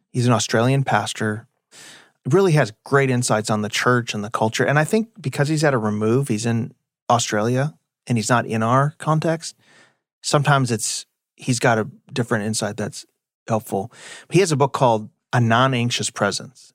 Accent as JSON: {"language": "English", "region": "Illinois", "country": "United States", "moved": "as an adult", "lives_now": "Texas, United States", "said": "I'm from Illinois. I like my state too"}